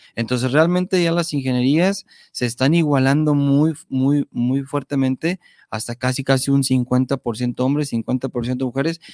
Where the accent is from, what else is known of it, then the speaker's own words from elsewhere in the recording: Mexico; como mexicanos